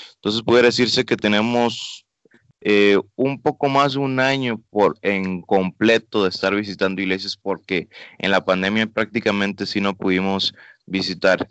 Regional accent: Panama; moved away; also born or lived in Mexico; vamos a estar una temporada allá en mi país de origen, este, arreglando una documentación, porque es curioso, yo siendo panameño

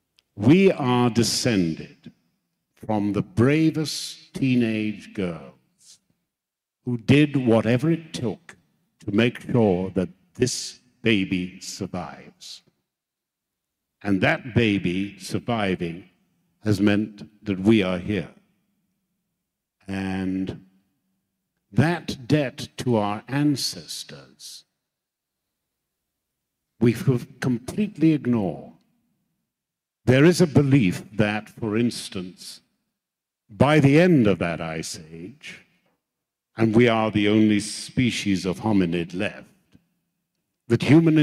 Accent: Tanzania; as a boy, I grew up in Africa and my father was a policeman and he came home one day and I could see he was very angry.

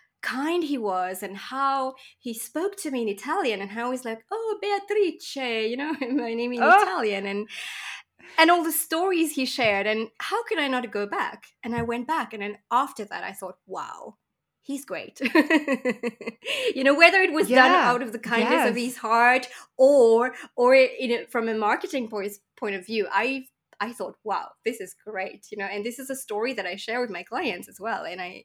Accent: Mauritius; in Mauritius, where I come from, I'm coming from Mauritius Island, which is in the tropics.

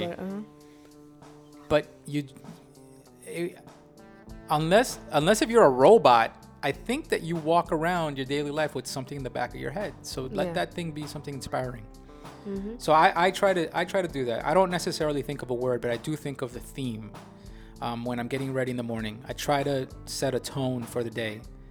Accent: New York, United States; I'm a New Yorker

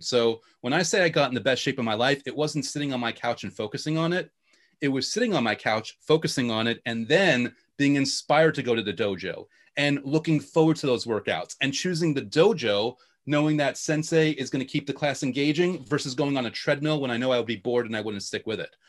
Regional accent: New York, United States; accent: New York; also born or lived in Long Island / Queens; born and bred New Yorker

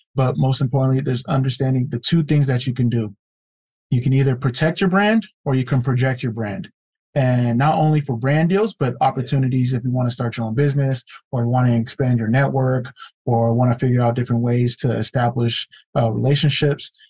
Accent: California, United States; born or raised there

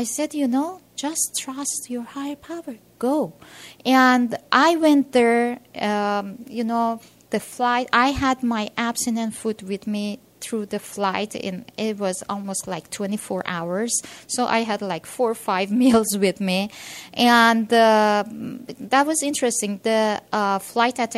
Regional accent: Iran; now in United States; originally I'm from Iran.

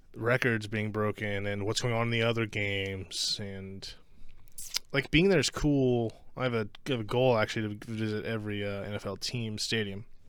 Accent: Ohio, United States

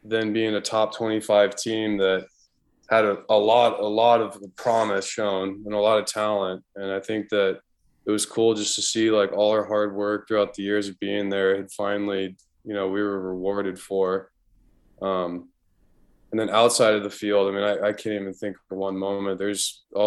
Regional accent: San Diego, California, United States; a lot of guys that I grew up in San Diego

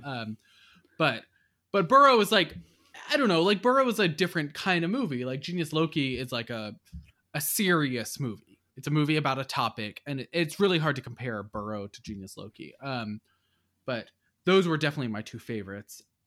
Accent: United States

